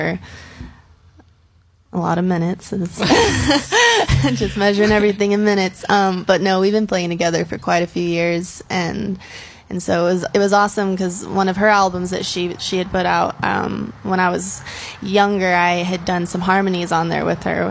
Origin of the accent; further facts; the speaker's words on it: Ruidoso, New Mexico, United States; also born or lived in Las Cruces, New Mexico; I was born and raised in Ruidoso.